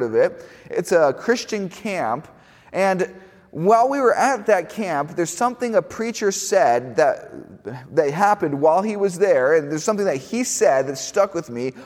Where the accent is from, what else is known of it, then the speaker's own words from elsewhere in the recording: Miami, Florida, United States; moved away; when I was in high school, I went to a school in Miami, and I didn't say this earlier, but I am from Miami, Florida